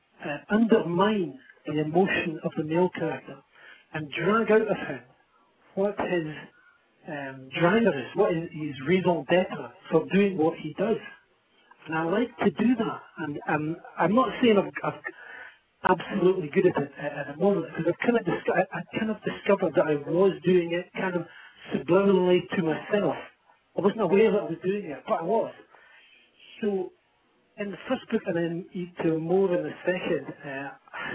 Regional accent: Scotland, United Kingdom; I'm from Scotland.

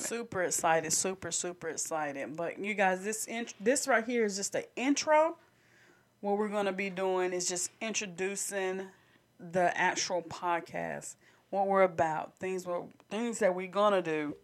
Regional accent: Candor, North Carolina, United States; we're actually from Candor.

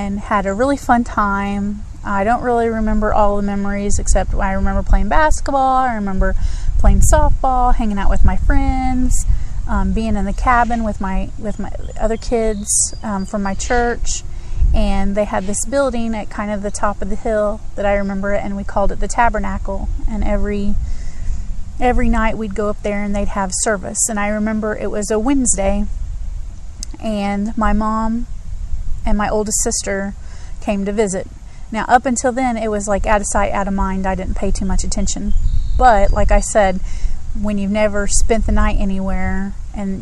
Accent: Greensburg, Indiana, United States; moved away; I am from Indiana originally

